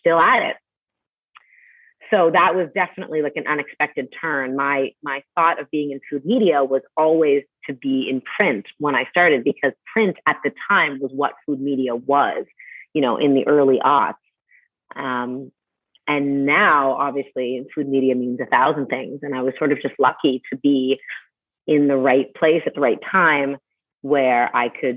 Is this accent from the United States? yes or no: no; Canada; moved away; I'm from Canada